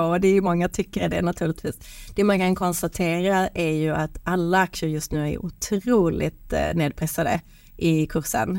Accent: Sweden; vi svenskar

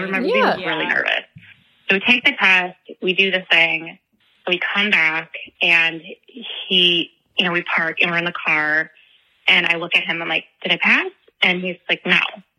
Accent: Chicago, Illinois, United States; we're from Chicago

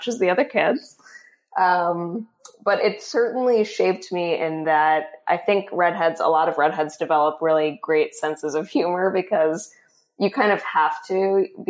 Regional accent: Florida, United States; I grew up in Florida

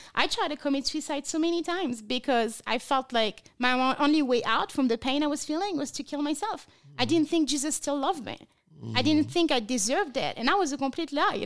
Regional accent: France; English is a second language; moved away as an adult; now in Las Vegas, United States; I was born and raised in France. I moved to America eight years ago as a missionary against sex trafficking

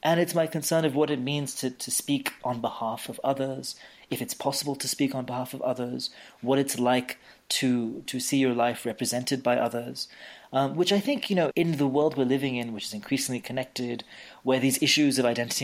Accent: India; I'm Indian

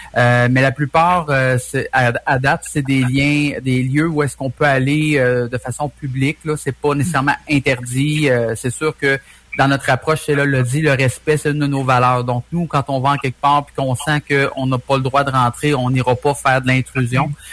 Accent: Trois-Rivières, Quebec, Canada; on est de Trois-Rivières.

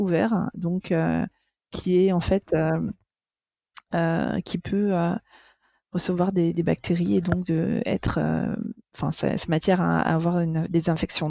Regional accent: Amsterdam, North Holland, Netherlands; moved away; also born or lived in Paris; j'ai grandi à Amsterdam

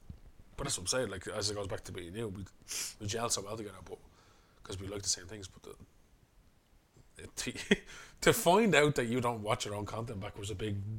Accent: Dublin, Leinster, Ireland; we're from Coolock

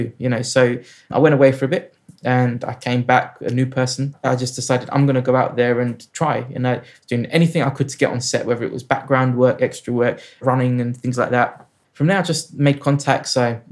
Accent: London, United Kingdom; I grew up in South London

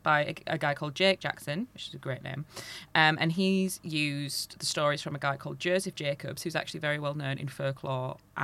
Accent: England, United Kingdom; I am an English knobhead

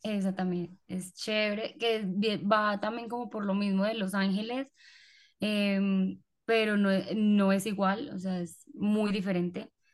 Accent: Colombia; yo nací en una hora supuestamente rara en Colombia

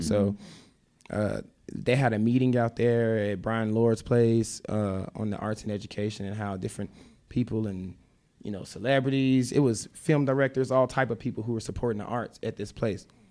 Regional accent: Memphis, Tennessee, United States; moved away as an adult; I moved from Memphis when I was nineteen

